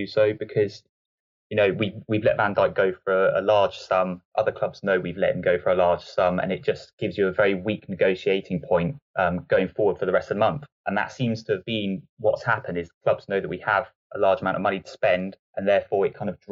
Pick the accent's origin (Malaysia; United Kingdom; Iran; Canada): United Kingdom; Southampton, South East England; also born or lived in New Forest; I'm local to Southampton